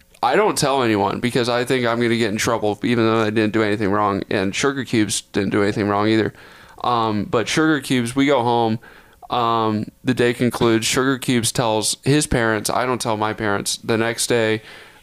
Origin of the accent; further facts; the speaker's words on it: Texas, United States; I grew up in Texas.